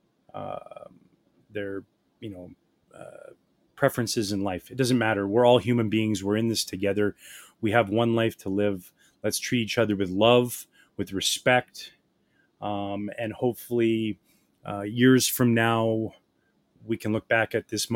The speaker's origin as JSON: {"language": "English", "area": "just outside of Vancouver, BC", "region": "British Columbia", "country": "Canada", "tie": "born or raised there", "said": "I grew up in the Pacific Northwest, just outside of Vancouver, BC"}